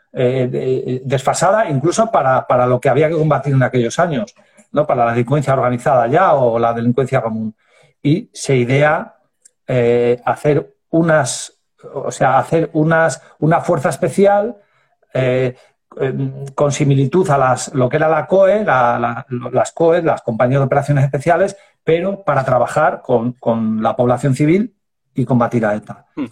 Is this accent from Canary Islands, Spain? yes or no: no; Ciudad Rodrigo, Castile and León, Spain; niño que nace en, en Ciudad Rodrigo, en Salamanca, en el año 72, o sea que ya voy para viejo